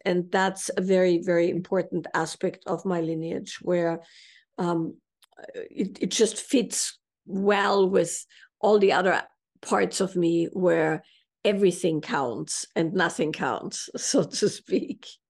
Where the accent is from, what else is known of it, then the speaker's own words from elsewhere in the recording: Salzburg, Austria; I grew up in Salzburg, Austria